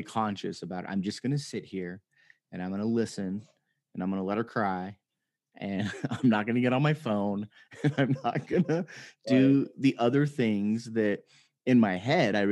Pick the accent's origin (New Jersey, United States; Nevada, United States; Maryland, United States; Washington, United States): Nevada, United States; Las Vegas; I grew up in Las Vegas.